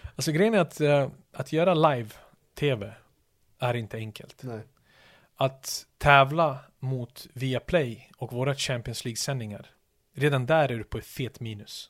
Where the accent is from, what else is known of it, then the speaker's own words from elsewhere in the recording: Stockholm, Stockholm County, Sweden; moved away as an adult; also born or lived in Yugoslavia / Manchester; Mina områden ute i Järva där jag växte upp